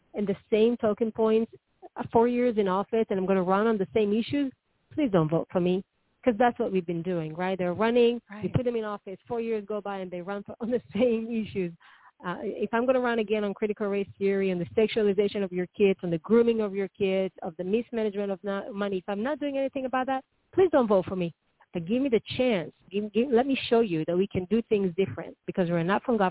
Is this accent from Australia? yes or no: no; Israel; now in Arizona, United States; I'm from Israel